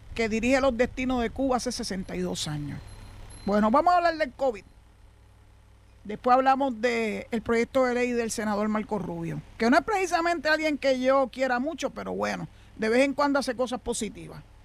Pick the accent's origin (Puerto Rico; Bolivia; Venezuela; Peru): Puerto Rico; San Juan; also born or lived in western Puerto Rico; now in western area, Puerto Rico; allá en el doctor donde yo nací en la Parada 20 en Santurce